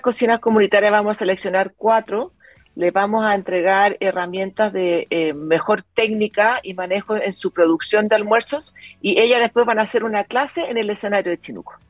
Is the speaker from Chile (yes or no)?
yes; Chile; moved away as an adult; yo viví fuera de Chile como modelo, que sido muchos años